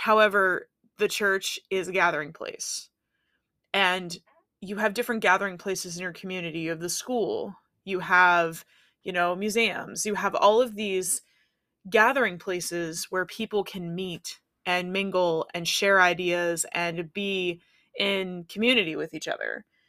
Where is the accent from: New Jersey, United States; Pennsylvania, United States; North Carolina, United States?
Pennsylvania, United States; Pittsburgh; my hometown, Pittsburgh